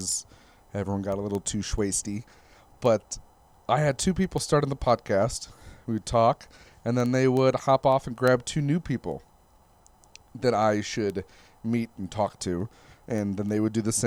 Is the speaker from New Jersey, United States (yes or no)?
no; Michigan, United States; moved away as an adult; also born or lived in Plymouth, Michigan / Northville, Michigan / Detroit, Michigan; now in Las Vegas, United States; my home state of Michigan